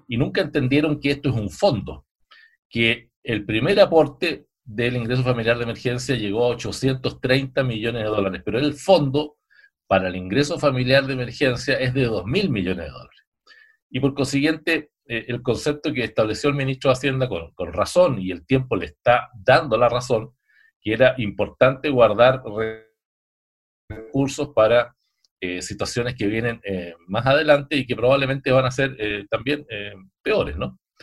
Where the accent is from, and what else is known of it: Chile